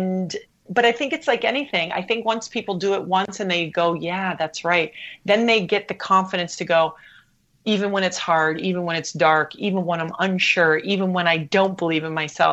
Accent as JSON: {"language": "English", "country": "U.S. Virgin Islands", "tie": "born or raised there", "also_born_or_lived": "Hawaii", "moved": "yes", "said": "I grew up in the Caribbean. We had two TV channels"}